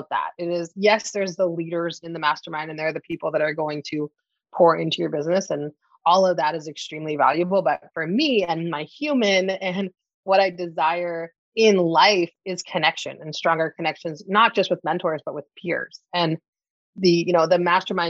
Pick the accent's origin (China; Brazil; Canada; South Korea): Canada; accent: Canadian; now in Toronto, Canada; I'm based out of Toronto, Canada. So you may hear it in my voice. If you are not familiar with Canadians, you're wondering what this accent is. I am Canadian